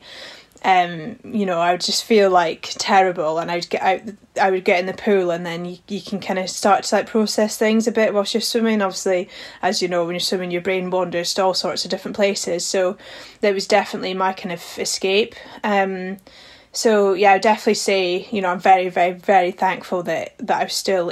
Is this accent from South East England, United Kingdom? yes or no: no; Highlands of Scotland, United Kingdom; growing up in the Highlands of Scotland